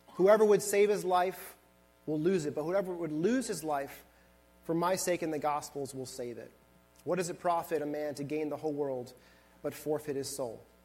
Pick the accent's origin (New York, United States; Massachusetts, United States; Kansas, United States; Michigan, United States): New York, United States; Buffalo; moved away; I was born and raised in Buffalo, New York